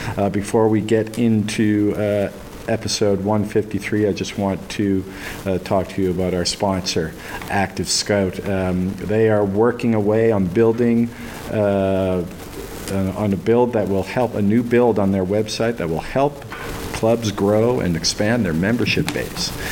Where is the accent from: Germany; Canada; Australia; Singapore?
Canada; Halifax, Nova Scotia; my hometown a little bit uh, of Halifax